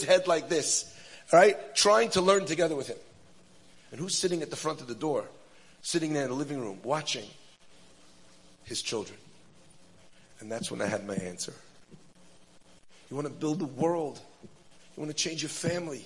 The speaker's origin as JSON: {"language": "English", "country": "United States", "said": "I'm an American yeshiva bacher"}